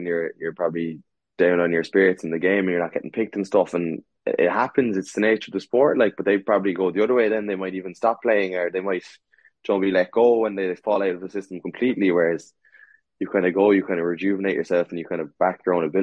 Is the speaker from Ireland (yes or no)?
yes; Munster, Ireland; moved away as an adult; growing up in Munster